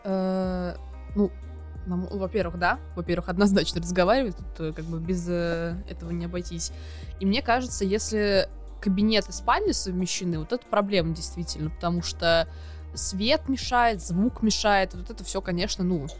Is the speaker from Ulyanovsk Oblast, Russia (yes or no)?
yes; Ulyanovsk, Ulyanovsk Oblast, Russia; now in Moscow, Russia; я тоже из Ульяновска. Вот, переехал год назад.